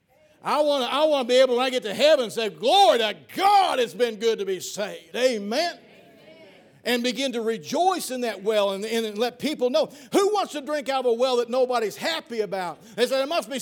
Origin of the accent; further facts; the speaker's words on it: Piedmont, Missouri, United States; my hometown, Piedmont